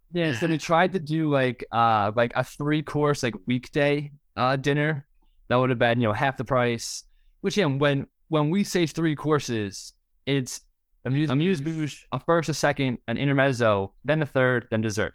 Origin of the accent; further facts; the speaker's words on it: southeast Pennsylvania, United States; We're from Pennsylvania, like, southeast Pennsylvania